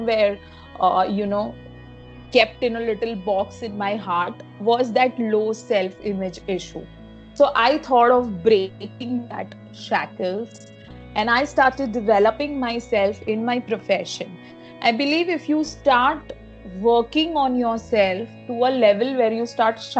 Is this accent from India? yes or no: yes; Mumbai, Maharashtra, India; I am from Mumbai, born and brought up here